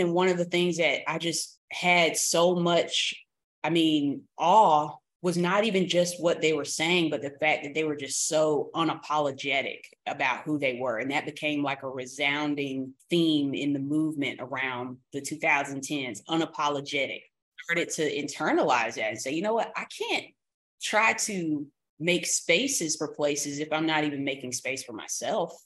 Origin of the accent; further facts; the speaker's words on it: Durham, North Carolina, United States; also born or lived in Oxford, North Carolina; I am from Durham, North Carolina, but I went to high school in Oxford, North Carolina. And then I came back and went to school again in Durham, North Carolina at Central.